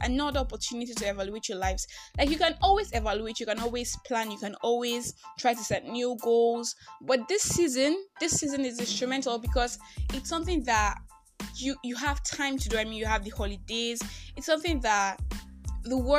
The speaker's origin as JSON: {"language": "English", "country": "Nigeria", "said": "I'm that Nigerian Christian talkaholic"}